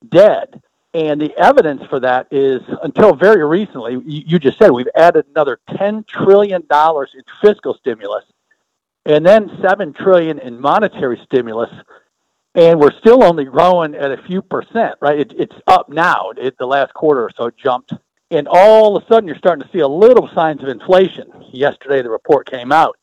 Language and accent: English; Michigan, United States; my home state, Michigan